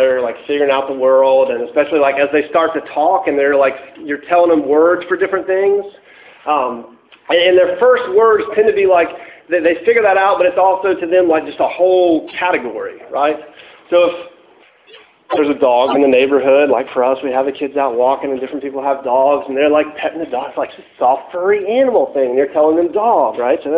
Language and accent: English; Tallahassee, Florida, United States; I'm from Tallahassee